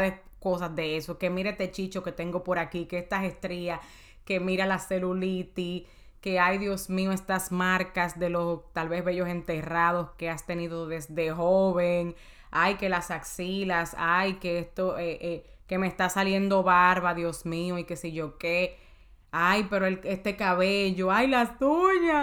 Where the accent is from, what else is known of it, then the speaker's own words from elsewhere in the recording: Dominican Republic; En mi país, en República Dominicana